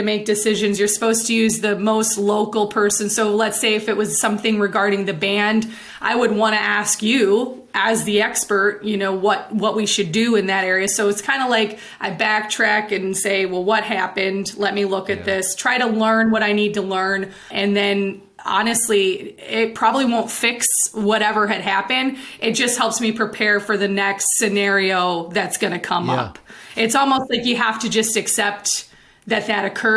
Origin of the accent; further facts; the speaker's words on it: Illinois, United States; also born or lived in Indiana; I remember when we moved from Indiana to Illinois when I was, I think, in the first grade.